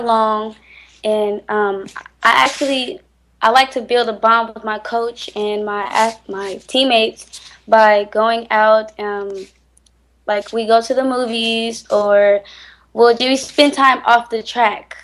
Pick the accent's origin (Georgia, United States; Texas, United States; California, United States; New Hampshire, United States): California, United States; Richmond; I'm from Richmond, California, and you know, basically, the hood